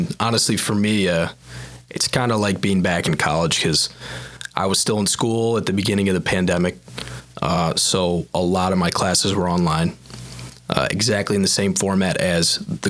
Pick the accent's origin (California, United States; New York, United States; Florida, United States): New York, United States; Fairport; also born or lived in Buffalo, New York; I'm from Fairport. I grew up right down the street. Went to university at Buffalo, just like everybody else here.